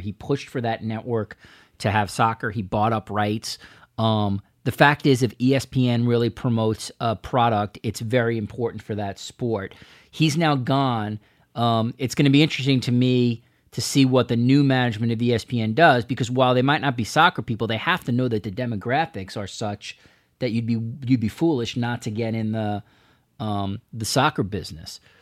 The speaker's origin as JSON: {"language": "English", "country": "United States", "said": "As an American"}